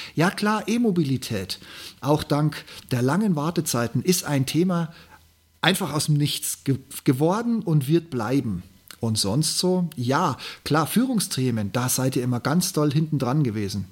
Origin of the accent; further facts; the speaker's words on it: Regensburg, Bavaria, Germany; born or raised there